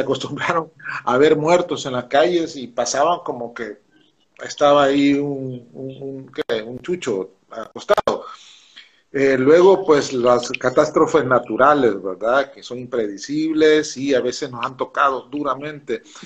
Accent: El Salvador; Nosotros los salvadoreños decimos que somos un pueblo de fe

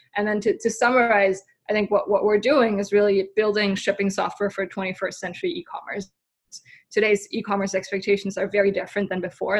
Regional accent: Germany; moved away as an adult; now in San Francisco, United States; So I'm originally from Germany, came over to San Francisco roughly six, seven years ago.

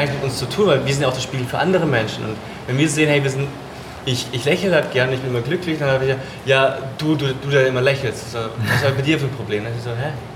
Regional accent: Germany; moved away; ich bin ja in Deutschland groß geworden

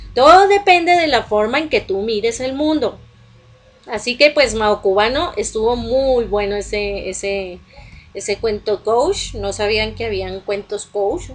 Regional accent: Colombia; en Colombia, aquí en mi país

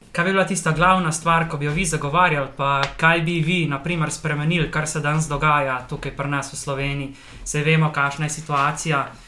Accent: Slovenia; Slovenci smo delovni narod

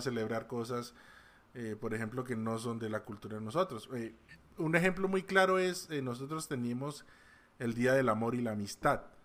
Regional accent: Colombia; aquí en Colombia, de donde soy yo

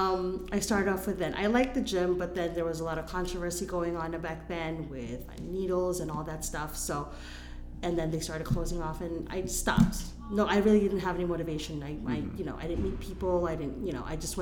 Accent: Philippines; moved away; I grew up in the Philippines, which is a third world country

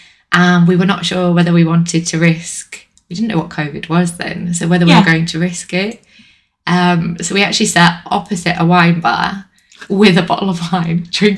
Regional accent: Bristol, South West England, United Kingdom; also born or lived in East London; now in London, United Kingdom; I am currently living in East London, but as you can tell from my accent, I'm a country. I'm from Bristol originally

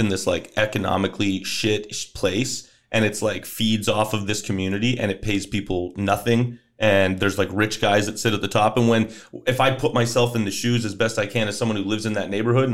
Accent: Canada; being Canadian

